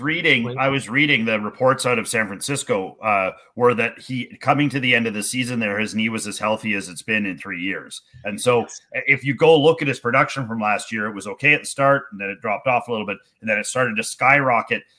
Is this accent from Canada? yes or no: yes; Canada; as being a Canadian baseball coach